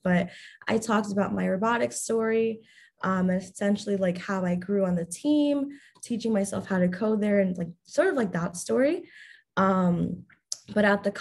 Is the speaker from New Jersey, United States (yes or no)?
no; New York, United States; I'm from New York.